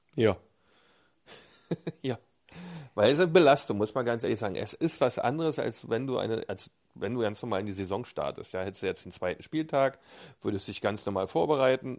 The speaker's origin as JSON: {"language": "German", "region": "East Germany", "country": "Germany", "said": "bei uns in der DDR"}